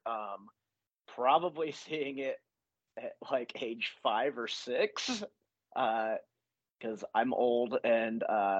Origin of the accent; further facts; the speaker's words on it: just south of Nashville, Tennessee, United States; my hometown, the town I grew up in, just south of Nashville